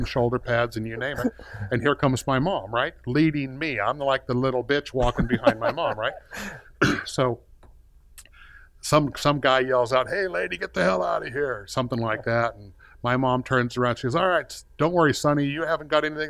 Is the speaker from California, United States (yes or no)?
yes; Compton, California, United States; I was born in Compton, California, and life was good in Southern California